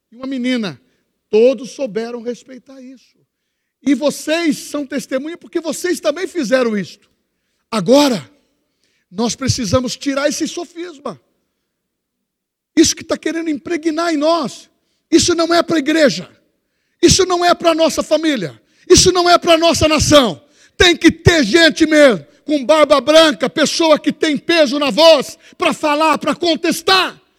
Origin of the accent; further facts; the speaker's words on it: Brazil; born there; Dupla nacionalidade. Nasci no Brasil e nasci no céu.